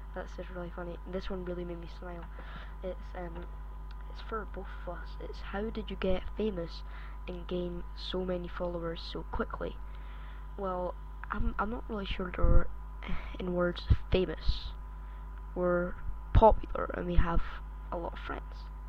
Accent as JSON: {"language": "English", "region": "Scotland", "country": "United Kingdom", "accent": "Scottish", "said": "I am actually from Scotland. I don't know if you can hear my Scottish accent"}